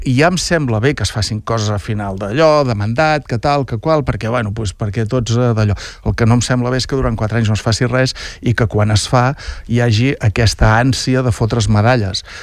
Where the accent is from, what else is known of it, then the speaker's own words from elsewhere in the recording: Lloret de Mar, Catalonia, Spain; la sort que tenim els lloretencs